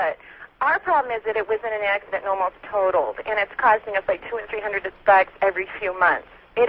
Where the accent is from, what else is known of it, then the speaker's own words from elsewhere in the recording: East Coast, United States; moved away; I'm from the East Coast.